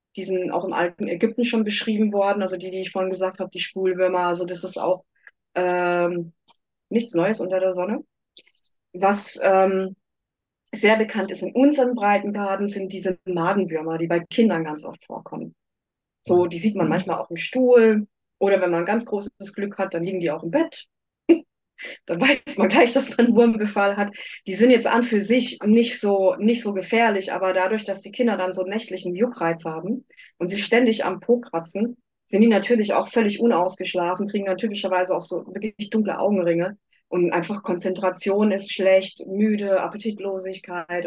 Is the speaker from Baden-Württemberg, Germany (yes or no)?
yes; Karlsruhe, Baden-Württemberg, Germany; also born or lived in United States; ich komme aus Karlsruhe